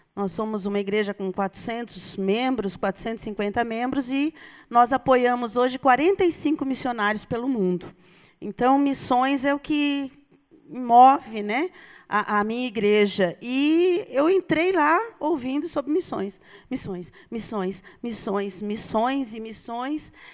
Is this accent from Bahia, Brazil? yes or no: no; São Paulo, Brazil; accent: paulista; moved away; eu sou paulista